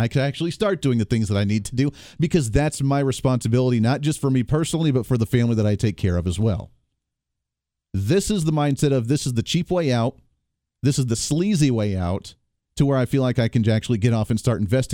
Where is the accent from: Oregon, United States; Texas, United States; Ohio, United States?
Ohio, United States; now in Kansas, United States; Ohio State University, where I grew up in Ohio